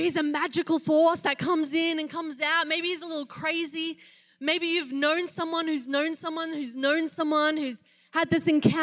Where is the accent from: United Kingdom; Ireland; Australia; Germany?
Australia; moved away as an adult; I'm not from around here. I am from Australia.